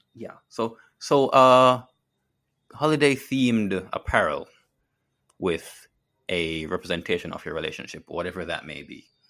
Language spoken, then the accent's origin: English; Jamaica; as a Jamaican